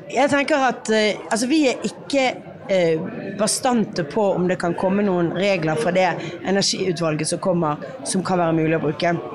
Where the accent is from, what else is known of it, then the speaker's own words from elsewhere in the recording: Bergen, Vestland, Norway; jeg kommer fra Bergen